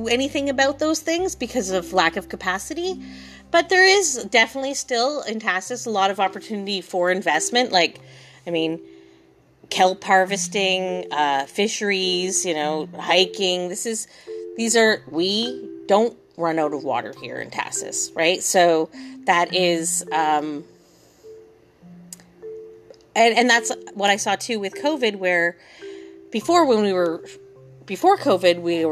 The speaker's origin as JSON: {"language": "English", "region": "Ontario", "country": "Canada", "moved": "yes", "lives_now": "Tahsis, Canada", "said": "I'm from Ontario originally"}